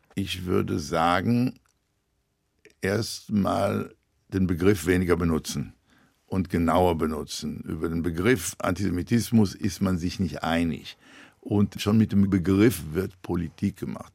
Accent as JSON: {"language": "German", "country": "Israel", "tie": "born or raised there", "moved": "as an adult", "lives_now": "London, United Kingdom", "said": "ich bin in damals noch Palästina geboren"}